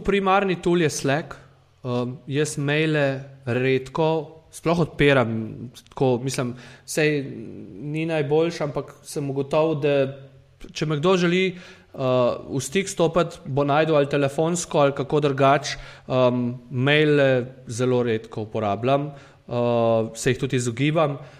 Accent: Prekmurje, Slovenia; jaz sem iz Slovenije

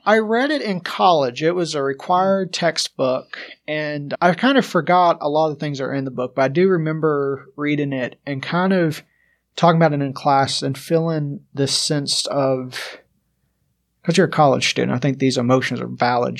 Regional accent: Mount Vernon, Kentucky, United States; I'm from Mount Vernon, Kentucky, which is in the foothills of Appalachia

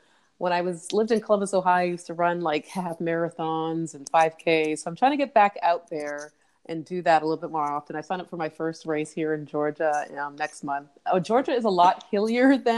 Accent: Toronto, Ontario, Canada; I grew up in Canada, Toronto, Canada

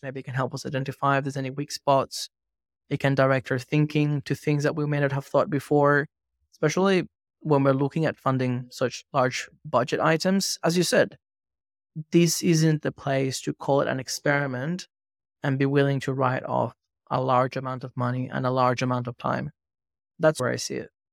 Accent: Venezuela; moved away; growing up in Venezuela

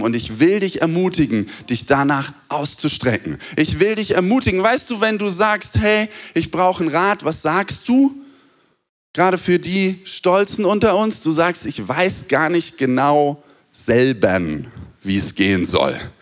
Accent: Germany; wir sind Deutsche

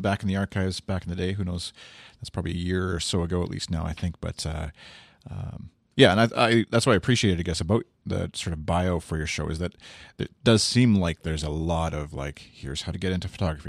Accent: Canada; one Canadian here

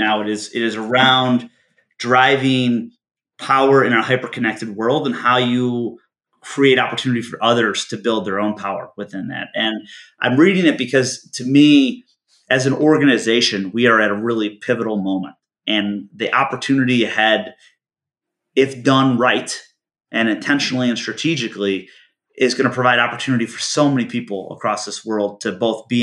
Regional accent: Michigan, United States; moved away; I grew up in Michigan

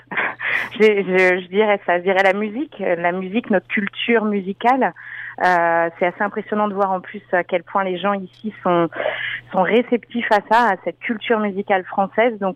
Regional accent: France; je sais que moi, mon gros avantage, euh, le fait d'être française, c'est que j'ai un accent assez prononcé quand je parle anglais

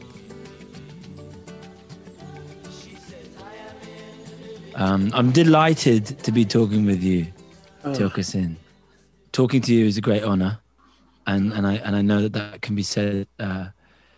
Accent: Cambridge, East of England, United Kingdom; moved away; I grew up in Cambridge in England, the university town

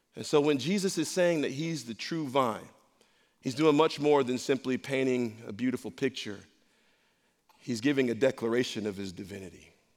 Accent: Rochester, New York, United States; I grew up in a rough spot. I'm from Rochester, New York.

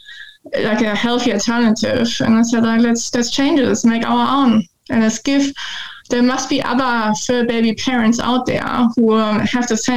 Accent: Munich, Bavaria, Germany; moved away as an adult; now in Ipswich, Australia; I grew up in Munich in the south of Germany.

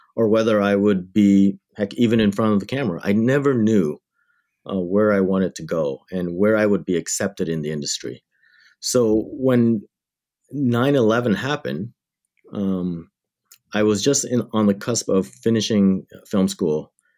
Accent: Windsor, Ontario, Canada; also born or lived in Thailand–Cambodia border refugee camp; I grew up in Windsor, Ontario, Canada, which is just across the river from Detroit, Michigan

